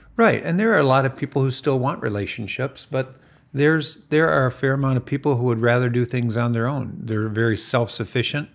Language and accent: English; Farmington, United States; I grew up in Farmington, and we grew up on a dirt road before Farmington was a posh suburb